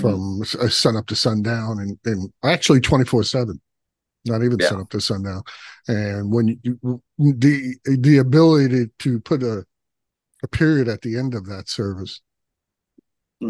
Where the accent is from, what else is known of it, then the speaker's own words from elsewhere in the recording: New York City, New York, United States; I was from Brooklyn